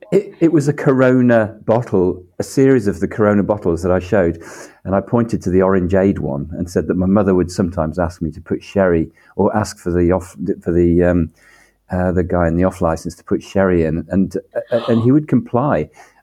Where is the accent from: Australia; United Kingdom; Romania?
United Kingdom; Birmingham, West Midlands; I was brought up in the Midlands in south of Birmingham